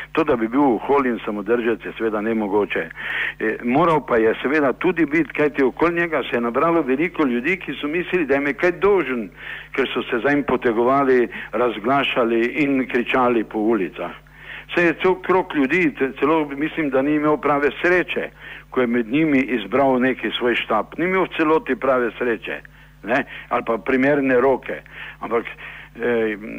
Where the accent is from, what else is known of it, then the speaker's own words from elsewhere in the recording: Maribor, Slovenia; smo Mariborčani